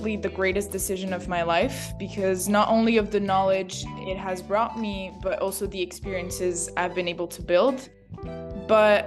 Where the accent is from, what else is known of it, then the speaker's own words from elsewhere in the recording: France; moved away as an adult; also born or lived in Rome, Italy / Canada / United States; originally I was born in Italy, in Rome. And when I was 7 years old, my family and I moved to France, and that's where I've been living since then.